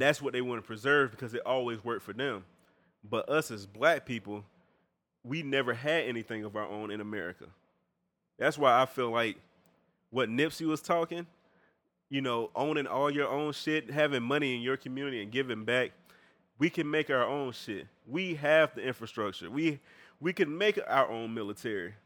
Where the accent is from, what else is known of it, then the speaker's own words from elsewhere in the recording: Augusta, Georgia, United States; my hometown